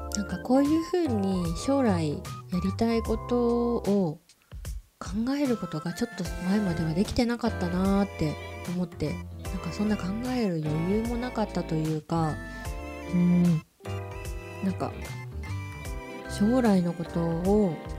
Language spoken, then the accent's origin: Japanese; Japan; moved away; also born or lived in Singapore; お風呂文化で育った日本人